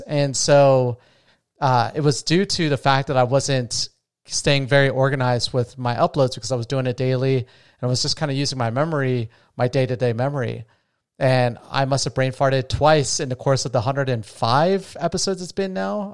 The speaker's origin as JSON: {"language": "English", "town": "Las Vegas", "region": "Nevada", "country": "United States", "said": "I'm from Vegas"}